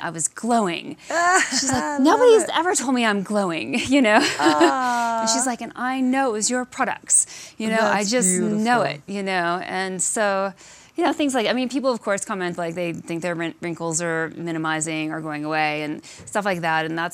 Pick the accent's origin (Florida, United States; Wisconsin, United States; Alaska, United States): Alaska, United States; I grew up in Alaska